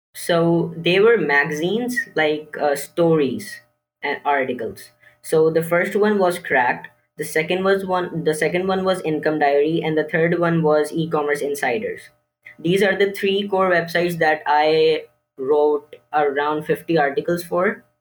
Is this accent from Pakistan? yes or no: yes; Karachi, Sindh, Pakistan; I'm sixteen years old, and I'm from Pakistan, Karachi.